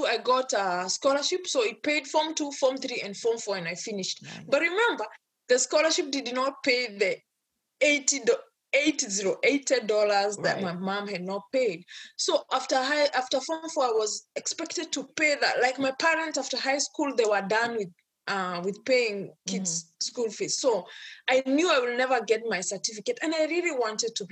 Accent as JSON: {"language": "English", "country": "Kenya", "tie": "born or raised there", "moved": "yes", "lives_now": "United States", "said": "I'm born and brought up in Kenya, in an African culture"}